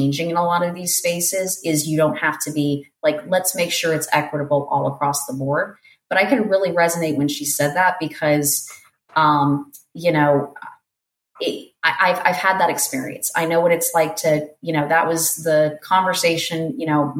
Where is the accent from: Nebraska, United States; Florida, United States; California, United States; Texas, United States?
Florida, United States; South; moved away as an adult; also born or lived in Portland, Oregon; I'm from South Florida